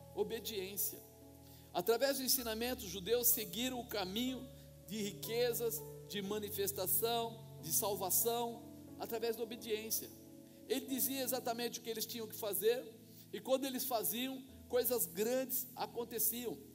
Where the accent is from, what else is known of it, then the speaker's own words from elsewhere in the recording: Brazil; como nós brasileiros costumamos fazer